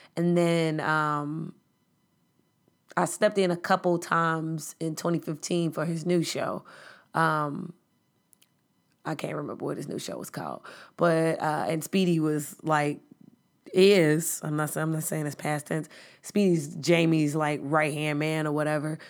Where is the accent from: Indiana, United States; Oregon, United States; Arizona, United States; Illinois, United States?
Illinois, United States; Chicago; I'm from the South Side of Chicago